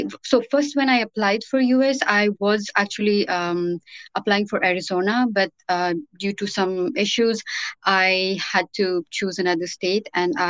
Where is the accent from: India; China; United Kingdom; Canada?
India; moved away as an adult; now in Florida, United States; I am from India. I came to United States in 2019.